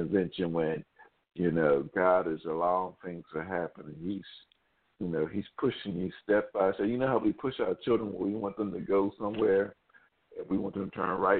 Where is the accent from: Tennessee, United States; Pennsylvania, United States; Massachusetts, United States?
Pennsylvania, United States; Philadelphia; born and raised in Philadelphia